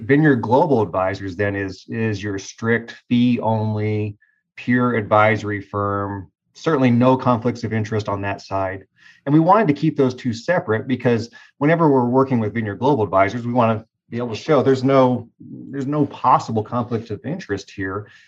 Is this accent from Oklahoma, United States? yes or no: yes; Tulsa, Oklahoma, United States; I was raised in Tulsa